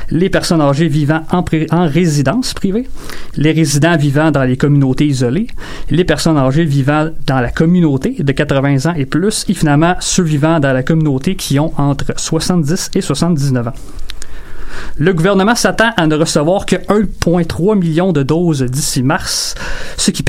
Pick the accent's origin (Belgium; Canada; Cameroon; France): France; accent: French; pardonnez euh, mon accent français, suis